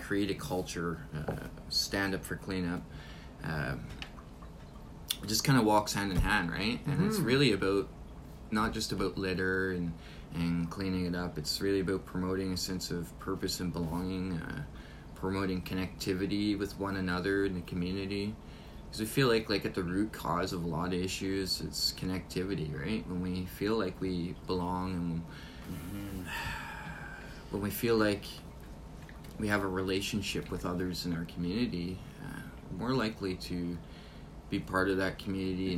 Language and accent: English; Thunder Bay, Ontario, Canada; born or raised there; also born or lived in Brampton, Ontario / Newfoundland